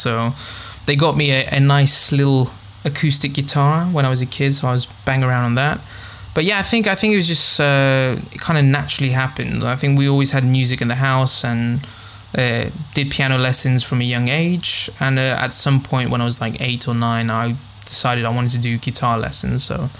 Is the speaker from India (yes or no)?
no; Thessaloniki, Central Macedonia, Greece; I'm half. So my dad's English. He's from Liverpool, and my mum's from Greece, from a small town in northern Greece called Kavala. But we've moved quite a few times. So I've grown up in Thessaloniki, which is another northern city in Greece